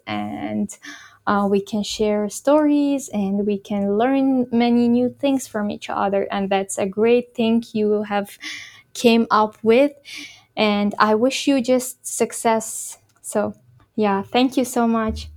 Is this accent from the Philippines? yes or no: no; Khorog, Gorno-Badakhshan, Tajikistan; moved away as an adult; now in Kyrgyzstan; the place where I grew up in Horog